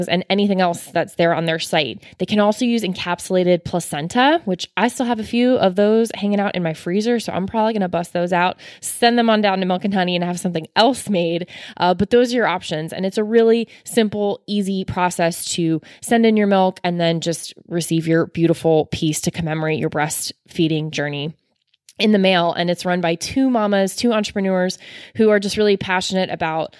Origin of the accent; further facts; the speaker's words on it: Florida, United States; I'm from Florida as well